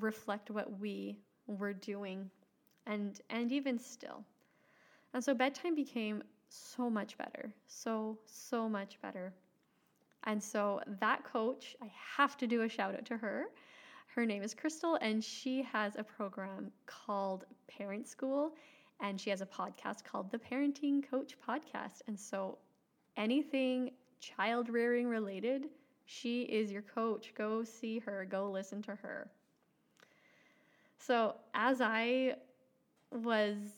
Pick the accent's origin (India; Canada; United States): Canada; Alberta; moved away as an adult; now in Saskatchewan, Canada; I grew up in Alberta, Canada. And now my husband, 4 children, and I live in Saskatchewan, Canada